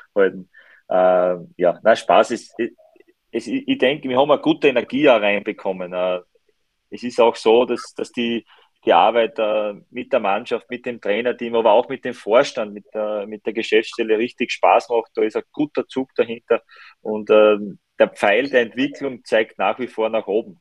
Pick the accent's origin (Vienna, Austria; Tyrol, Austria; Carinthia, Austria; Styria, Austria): Styria, Austria; Ich bin Steirer